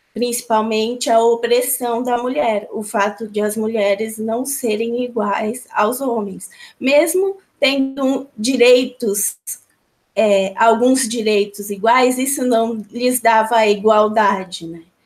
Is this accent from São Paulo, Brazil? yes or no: yes; São Paulo, Brazil; eu estou em São Paulo, nasci em São Paulo, sou de São Paulo